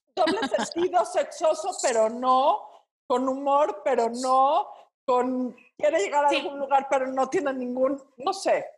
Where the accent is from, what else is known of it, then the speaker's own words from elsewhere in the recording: Mexico City, Mexico; en provincia odian los chilangos y es un odio bien ganado, porque somos conquistadores del mal gusto